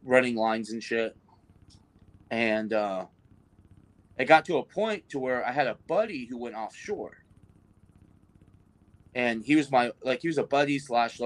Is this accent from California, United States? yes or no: yes; Bakersfield, California, United States; I've lived in Bakersfield, California my whole entire life. I'm California through and through.